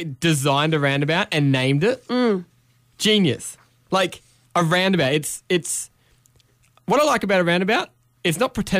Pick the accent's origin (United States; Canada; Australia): Australia; Queensland; moved away as an adult; now in New South Wales, Australia; So I'm from Queensland, obviously. I've lived there my whole life. This is the first time I've lived in New South Wales.